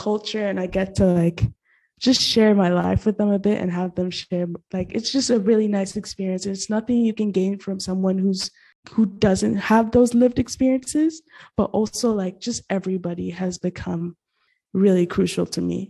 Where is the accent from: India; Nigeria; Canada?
Nigeria; also born or lived in Gabon / Middle East; Okay, so I'm Nigerian. I lived there 8 years of my life, but it was non-consecutive. So I lived there for 4 years and I moved to Gabon. Then I came back, also got to live in the Middle East for 4 years.